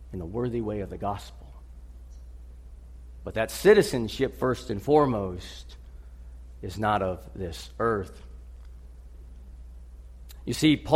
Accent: United States

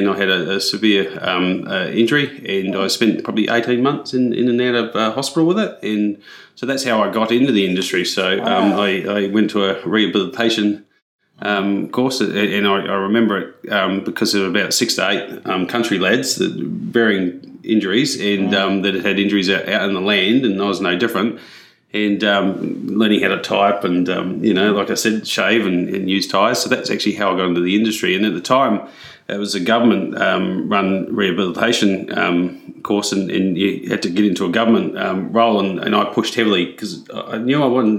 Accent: mid-north South Australia, Australia; moved away as an adult; also born or lived in Adelaide, Australia / Brisbane, Australia; now in New Zealand; I'm actually a Kiwi, but I moved over to mid-north South Australia when I was 10 or 11 years old.

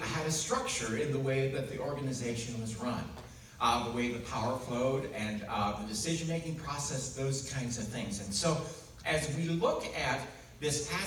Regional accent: United States; I grew up in the United States

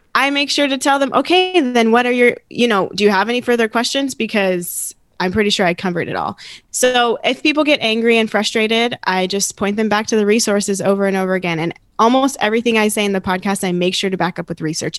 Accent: Phoenix, Arizona, United States; I grew up here in Arizona, not in Mesa, but in North Phoenix

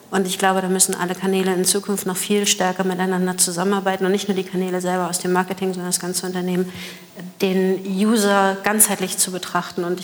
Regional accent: Hamburg, Germany; Ich bin Hamburger Dern.

